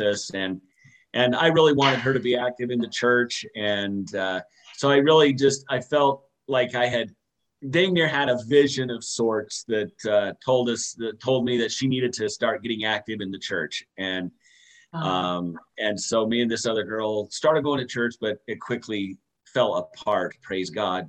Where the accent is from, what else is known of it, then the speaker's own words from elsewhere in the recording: West Valley City, Utah, United States; We grew up in West Valley City.